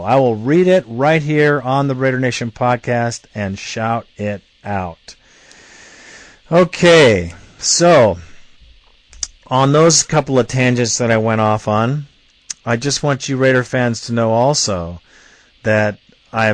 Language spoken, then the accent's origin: English; Montgomery, Alabama, United States; born there; I read this article and was blown away because I was born in Montgomery, Alabama. And we were very poor service people.